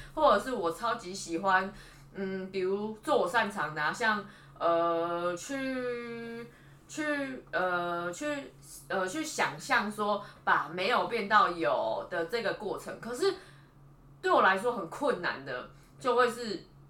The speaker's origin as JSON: {"language": "Chinese", "region": "Taipei", "country": "Taiwan", "said": "我是台北人"}